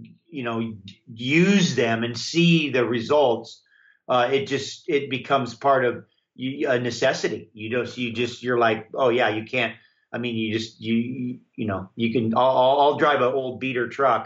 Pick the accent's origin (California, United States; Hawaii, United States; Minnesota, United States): Hawaii, United States; I grew up in Hawaii, which is warm, of course